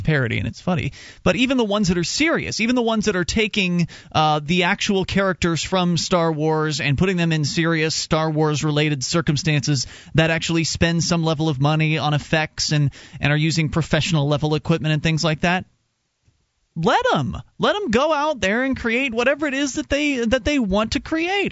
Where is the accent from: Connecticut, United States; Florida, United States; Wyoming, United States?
Florida, United States; moved away; I come from Florida